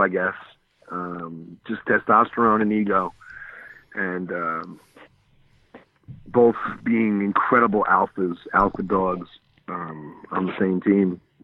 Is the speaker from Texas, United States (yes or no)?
no; Long Island, New York, United States; moved away as an adult; growing up in Long Island my whole life until 1991. I was a pure New Yorker